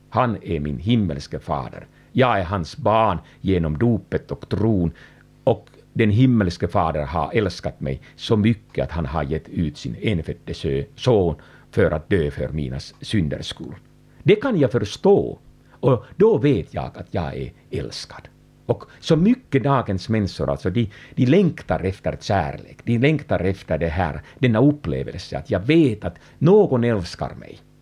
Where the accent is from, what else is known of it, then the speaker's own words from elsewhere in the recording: Finland; jag kommer från Finland